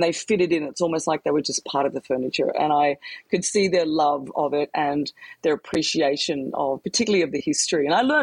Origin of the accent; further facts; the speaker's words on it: Queensland, Australia; It reminds me of growing up in Queensland